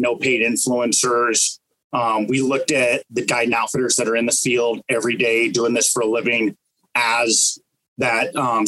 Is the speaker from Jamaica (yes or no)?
no; Colorado, United States; moved away as an adult; also born or lived in Fort Benning, Georgia; now in Alaska, United States; I'm from Colorado originally, born and raised